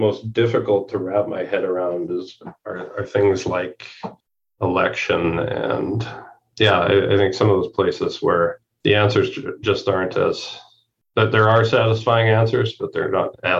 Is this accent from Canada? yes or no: yes; Canada; moved away as an adult; now in United States; We are Canadian